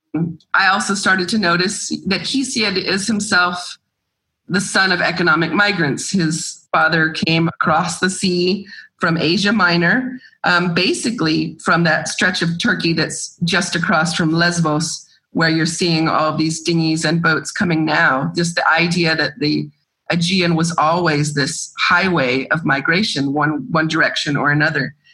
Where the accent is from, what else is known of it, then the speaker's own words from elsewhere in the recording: Georgia, United States; moved away as an adult; now in Greece; I grew up in Georgia and I I love going back and I have friends and family there and that's home also.